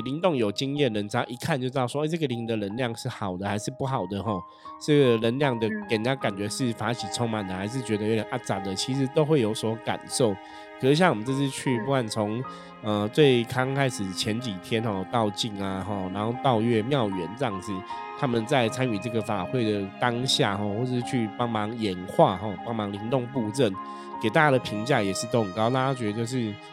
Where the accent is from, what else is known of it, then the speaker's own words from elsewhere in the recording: Taipei, Taiwan; 我的父母 那时候都是在士林嘛，我们就是台北人这样